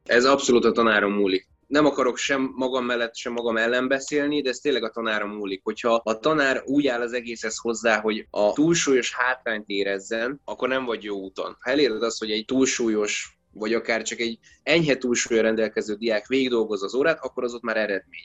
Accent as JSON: {"language": "Hungarian", "town": "Esztergom", "region": "Komárom-Esztergom", "country": "Hungary", "tie": "born or raised there", "said": "én Esztergomból származom, ott is nőttem fel, oda jártam iskolába"}